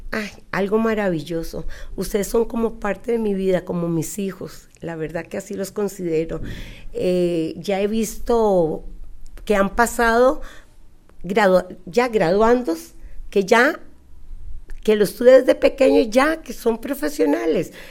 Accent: Costa Rica; accent: costarricense; Yo soy costarricense y nacida aquí en Costa Rica

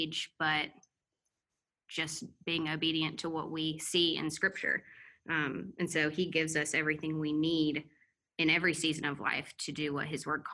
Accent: Mobile, Alabama, United States; moved away as an adult; now in Atlanta, United States; we're originally from Mobile and I feel Alabama

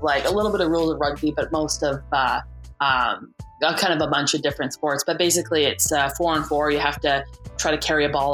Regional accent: Canada; also born or lived in United States; being Canadian did not make me super marketable

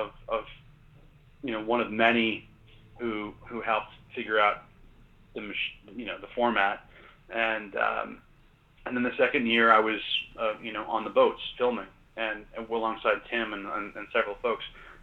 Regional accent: Maine, United States; And I grew up in Maine, and I grew up, you know, in the outdoors and on water, but, you know, nothing prepares you for the Bering Sea.

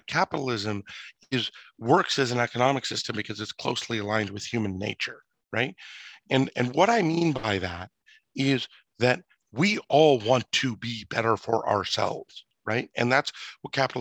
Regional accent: United States; as an American, as a father of three young children

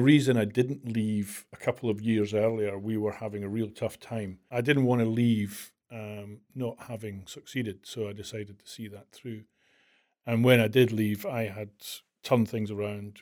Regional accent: Glasgow, Scotland, United Kingdom; accent: Scottish; I was born in Glasgow in nineteen sixty-four

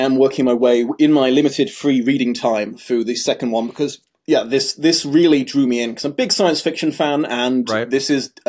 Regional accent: United Kingdom; I am also British

